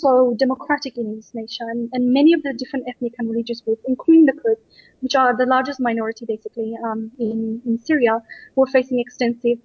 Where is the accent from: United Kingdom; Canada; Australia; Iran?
Australia; I grew up in Australia